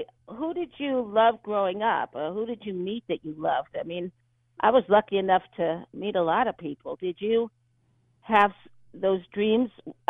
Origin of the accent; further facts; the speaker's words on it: Los Angeles, California, United States; I grew up in Beverly Hills and Westwood, and you grew up in sort of a similar neighborhood.